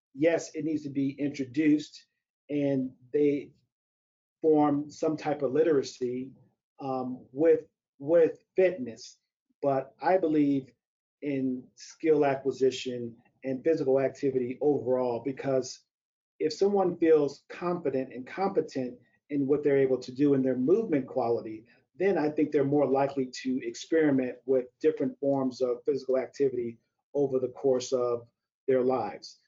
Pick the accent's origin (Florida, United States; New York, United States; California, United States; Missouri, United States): Missouri, United States; St. Louis; moved away as an adult; also born or lived in Evanston, Illinois; I grew up in St. Louis, Missouri